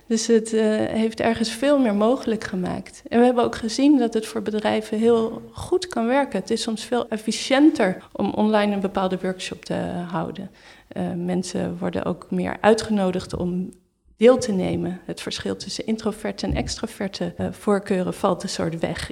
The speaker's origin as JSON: {"language": "Dutch", "country": "Netherlands", "moved": "as an adult", "lives_now": "Berlin, Germany", "said": "we wel als Nederlander"}